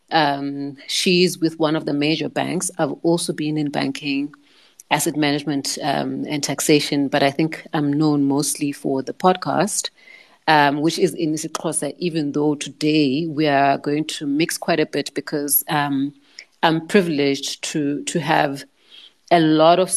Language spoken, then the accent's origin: English; South Africa; first language Xhosa; English is a second language; I started my podcast in, in my mother tongue, isiXhosa